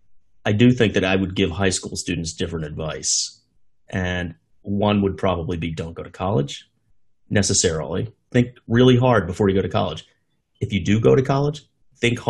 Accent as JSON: {"language": "English", "country": "United States", "said": "as an American"}